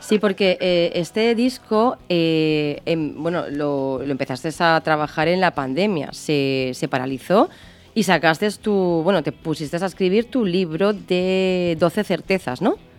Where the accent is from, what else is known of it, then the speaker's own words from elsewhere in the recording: Málaga, Andalusia, Spain; de Málaga, de, bueno, de ahí, de mi tierra